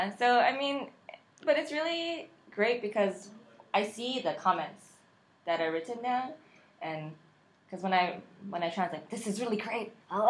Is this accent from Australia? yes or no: no; United States; I was born here in America, so my Korean is okay.